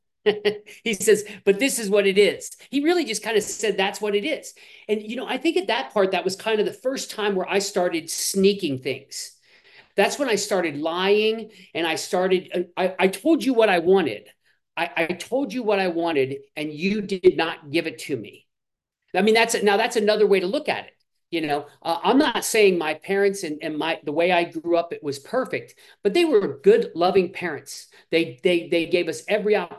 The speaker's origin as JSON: {"language": "English", "region": "Midwest", "country": "United States", "tie": "born or raised there", "said": "I grew up in the Midwest"}